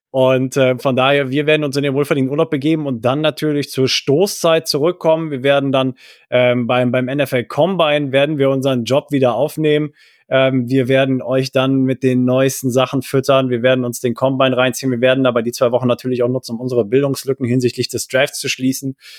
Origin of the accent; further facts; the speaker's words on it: Rhineland, Germany; wir als Rheinländer